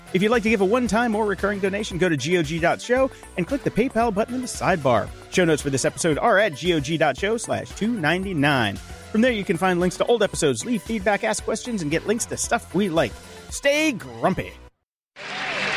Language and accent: English; Pennsylvania, North Carolina, East Coast, United States; I'm from the East Coast, Pennsylvania, North Carolina, all that, that area